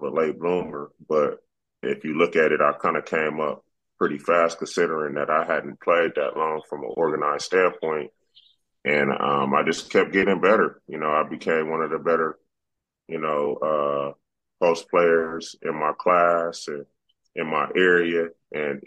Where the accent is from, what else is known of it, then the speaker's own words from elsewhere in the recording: Inglewood, California, United States; growing up in Inglewood, California